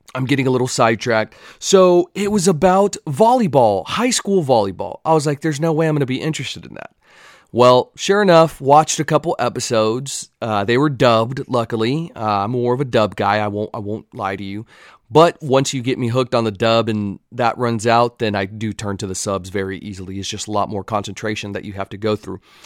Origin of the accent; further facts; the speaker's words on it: Texas, United States; accent: Texan; I had a Texas jersey